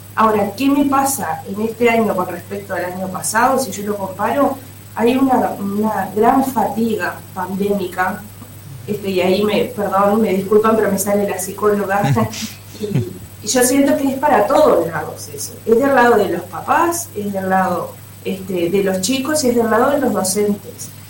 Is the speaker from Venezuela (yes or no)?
no; Uruguay